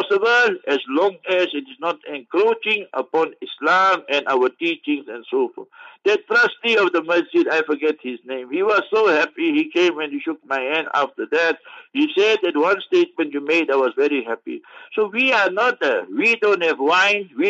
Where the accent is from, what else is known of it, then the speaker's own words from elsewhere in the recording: Heidelberg, Gauteng, South Africa; Heidelberg, my hometown